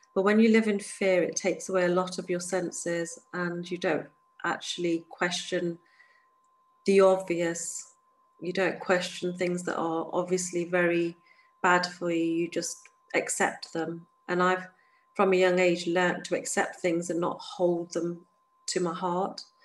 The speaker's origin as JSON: {"language": "English", "region": "England", "country": "United Kingdom", "tie": "born or raised there", "said": "I'm born and raised in the United Kingdom, an hour away from London or two"}